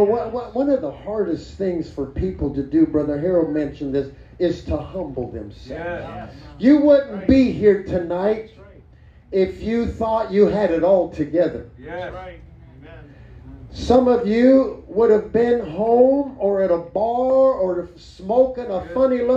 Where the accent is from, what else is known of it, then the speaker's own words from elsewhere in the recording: Mexico; now in New Mexico, United States; That foreign country happened to be Mexico.